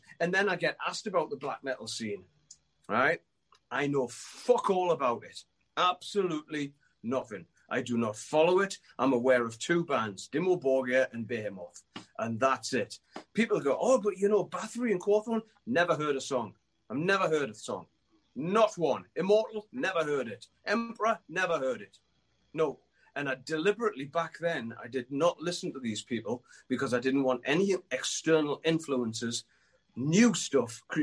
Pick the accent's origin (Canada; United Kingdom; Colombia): United Kingdom; Newcastle upon Tyne, North East England; I was a kid from Newcastle who wrote some tunes